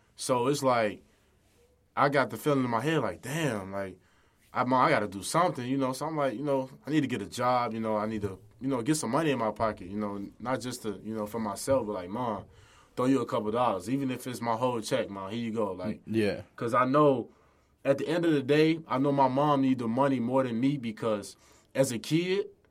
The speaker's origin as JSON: {"language": "English", "town": "Chicago", "region": "Illinois", "country": "United States", "tie": "born or raised there", "said": "I grew up in the Chicago area on the west side."}